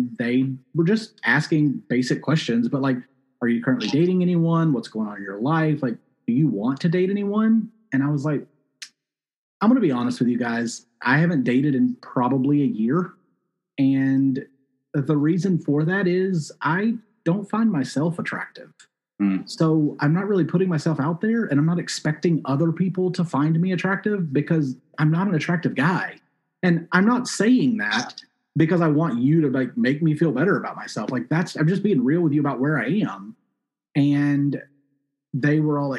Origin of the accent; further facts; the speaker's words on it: South Mississippi, United States; moved away as an adult; also born or lived in Syracuse, New York / New York City / London / China; now in Portland, United States; I grew up in Mississippi